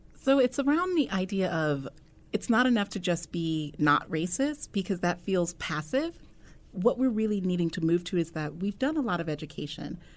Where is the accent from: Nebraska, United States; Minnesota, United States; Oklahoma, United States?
Nebraska, United States; Omaha; born and raised in Omaha